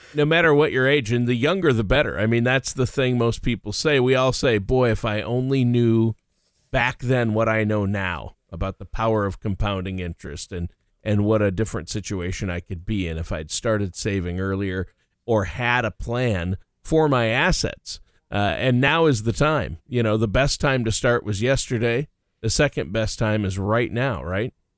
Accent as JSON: {"language": "English", "town": "Worthington", "region": "Minnesota", "country": "United States", "tie": "born or raised there", "also_born_or_lived": "Nashville", "moved": "yes", "said": "my hometown, Worthington, Minnesota"}